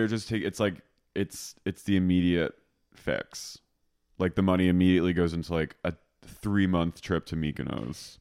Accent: Philadelphia, Pennsylvania, United States; now in Los Angeles, United States; I'm from Philly

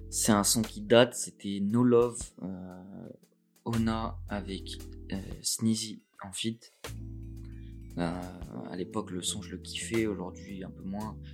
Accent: Nice, Provence-Alpes-Côte d'Azur, France; moved away as an adult; also born or lived in Montpellier; Je suis né à Nice, mais j'ai vécu à Montpellier

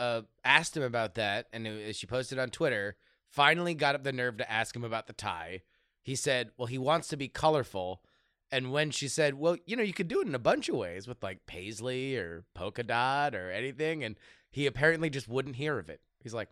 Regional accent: Minnesota, United States; I'm from Minnesota. Minnesota's basically Iowa. We're the same people.

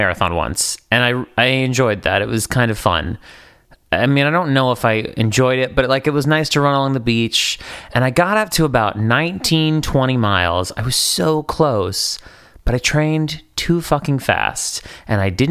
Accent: East Coast, New England, United States; moved away as an adult; now in Los Angeles, United States; I'm from the East Coast.

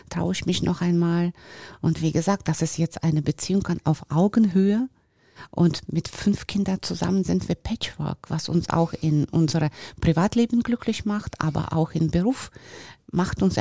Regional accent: Sochi, Krasnodar Krai, Russia; German is a second language; now in Germany; ich bin geboren und groß geworden in Russland wo ich auch super Leben hatte und äh, ja, ich war auch in sehr schönem Ort da, in Sochi unter Palmen und so

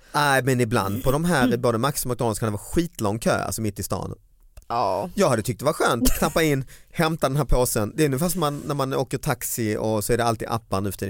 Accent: Sweden; som svensk

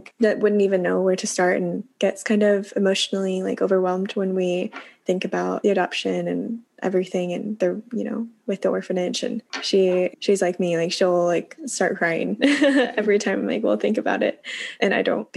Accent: Kansas City, Missouri, United States; moved away; also born or lived in Hunan, China; I grew up with two moms, a lesbian couple, in Kansas City, Missouri

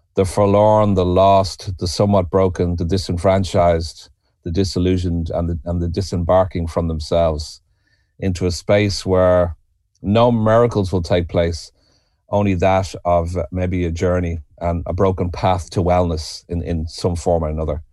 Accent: Dublin, Leinster, Ireland; moved away as an adult; also born or lived in New York; now in the Burren, Ireland; I'm originally from Dublin, and I'm a Celt

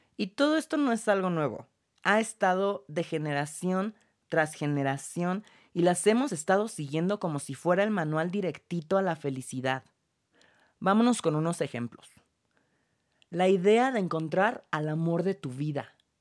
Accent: Mexico City, Mexico; also born or lived in London / France / Los Angeles; mexicano. Vivo en la Ciudad de México y toda mi educación fue aquí.

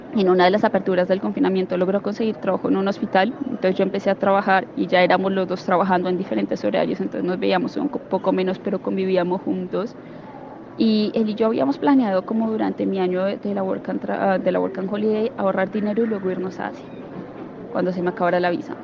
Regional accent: Colombia; yo soy colombiana

